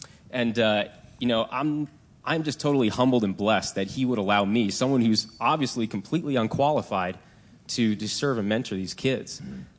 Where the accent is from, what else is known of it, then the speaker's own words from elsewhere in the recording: Virginia, United States; moved away as an adult; also born or lived in Denver; I grew up here, so moving back home, we'll say that.